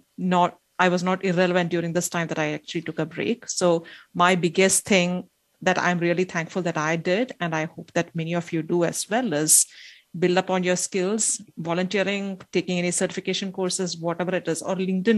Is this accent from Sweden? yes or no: no; India; moved away; we were two girls growing up in India